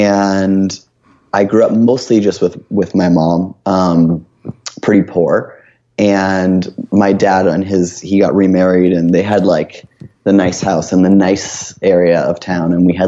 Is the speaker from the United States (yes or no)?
no; Oshawa, Ontario, Canada; So I grew up in Ontario, just outside of Toronto, in a town called Oshawa, which is known as being the only thing that was there at the time that I grew up was a GM town, like General Motors factory.